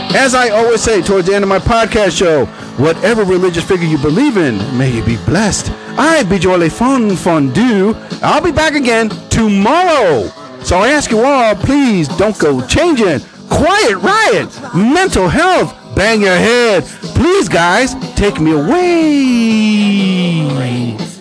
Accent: New Jersey, United States; I'm from New Jersey.

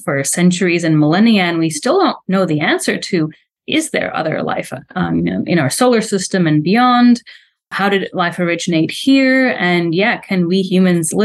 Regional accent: Slovakia; English is a second language; moved away as an adult; I'm from Slovakia, a country that doesn't have much of a space program going on. Definitely has much more now going on than it had when I was a little girl

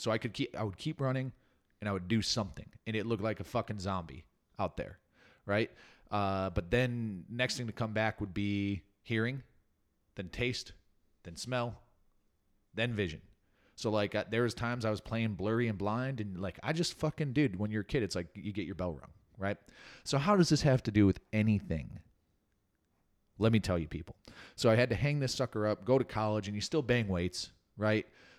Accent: Naperville, Illinois, United States; born there; I was born in 1982 in Naperville, Illinois, the Paris of the Midwest.

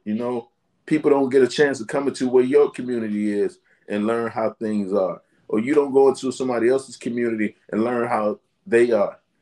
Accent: Washington, District of Columbia, United States; I grew up in Southeast Washington, D.C.

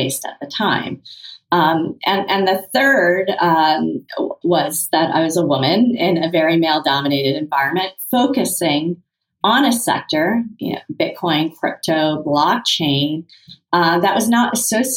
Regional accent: Kenya; moved away; Having been born in Kenya, being Indian

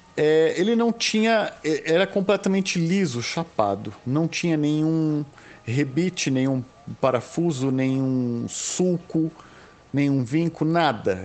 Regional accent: São Paulo, Brazil; eu sou de São Paulo

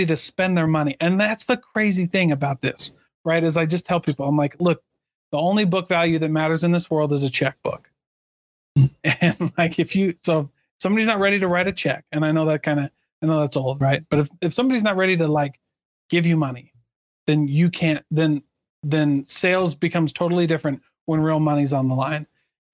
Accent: Iowa, United States; my hometown in Iowa

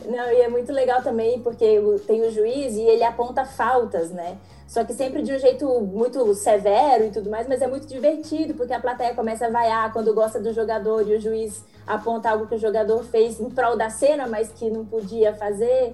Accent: Belo Horizonte, Minas Gerais, Brazil; eu sou de Belo Horizonte

